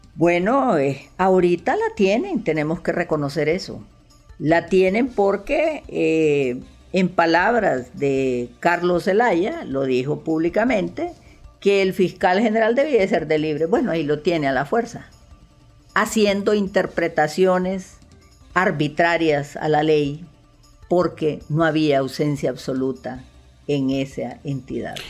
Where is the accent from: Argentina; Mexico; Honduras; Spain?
Honduras; mi pueblo de Honduras